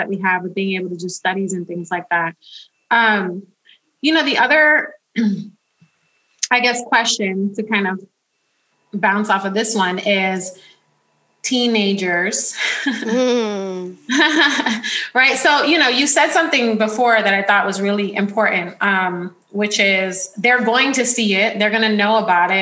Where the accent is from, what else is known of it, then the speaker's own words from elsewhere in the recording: New York City, New York, United States; now in California, United States; I grew up in the Bronx.